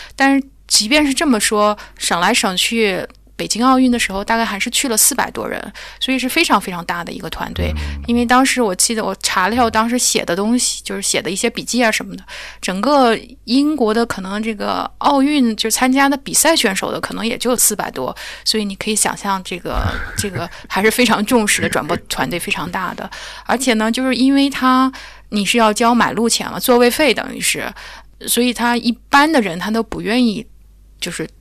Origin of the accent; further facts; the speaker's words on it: China; also born or lived in Europe; now in United Kingdom; 因为我是中国人